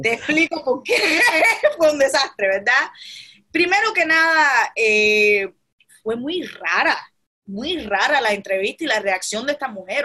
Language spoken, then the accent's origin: Spanish; Cuba; now in United States; en Cuba, donde yo nací